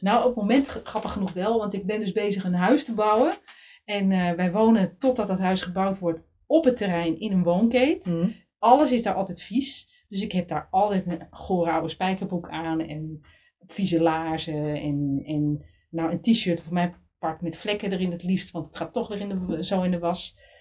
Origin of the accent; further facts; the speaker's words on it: Middelburg, Zeeland, Netherlands; ik kom uit Zeeland, Middelburg, een beetje provinciaal